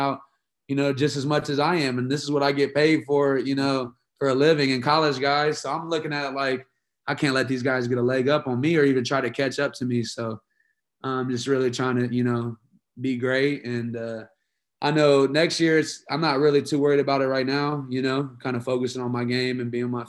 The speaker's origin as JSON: {"language": "English", "town": "Kokomo", "region": "Indiana", "country": "United States", "moved": "as an adult", "lives_now": "Carmel, United States", "said": "being from Indiana. I'm from Kokomo. You know, I live up here in Carmel right now, but I still rep Kokomo."}